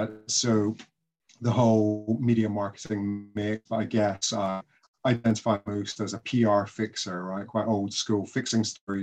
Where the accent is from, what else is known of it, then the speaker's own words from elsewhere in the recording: Greenock, Scotland, United Kingdom; now in South West England, United Kingdom; I live in Southwest England these days. But, yeah, I'm a Scotsman. I'm from Greenock, in the West Coast on the River Clyde. And I grew up there beside Greenock Golf Club.